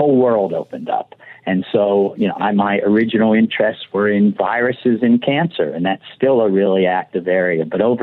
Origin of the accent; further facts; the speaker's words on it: Pittsburgh, Pennsylvania, United States; moved away as an adult; also born or lived in Ann Arbor, Michigan / St. Louis, Missouri; now in Oakland, United States; I grew up in Pittsburgh, Pennsylvania, and went to public schools through high school in the city of Pittsburgh